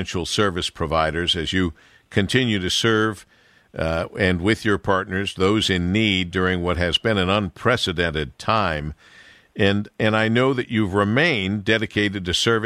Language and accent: English; Monroe, United States; growing up in Monroe